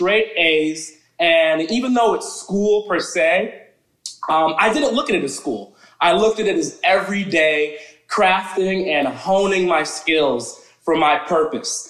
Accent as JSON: {"language": "English", "town": "Teaneck", "region": "New Jersey", "country": "United States", "tie": "born or raised there", "also_born_or_lived": "Englewood, New Jersey / Atlanta", "moved": "yes", "said": "I actually born and raised in New Jersey."}